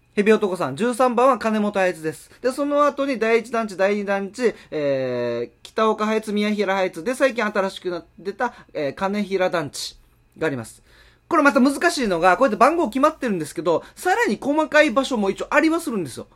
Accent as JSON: {"language": "Japanese", "town": "Haebaru", "region": "Okinawa", "country": "Japan", "tie": "born or raised there", "said": "僕、与那覇出身で、与那覇が1番"}